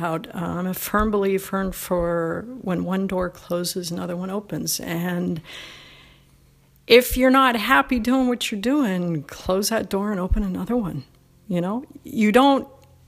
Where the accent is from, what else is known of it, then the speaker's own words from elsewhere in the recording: Toronto, Ontario, Canada; now in United States; I'm Canadian, was Canadian. I born and raised in Toronto.